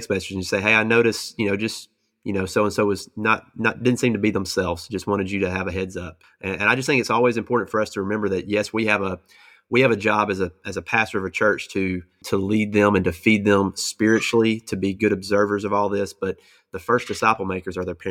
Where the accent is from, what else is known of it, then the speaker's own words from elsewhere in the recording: United States; we as American Christians